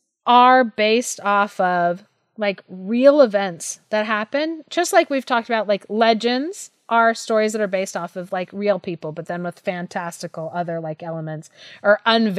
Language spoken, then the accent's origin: English; Thailand; I was like, oh yeah, like I grew up in Thailand.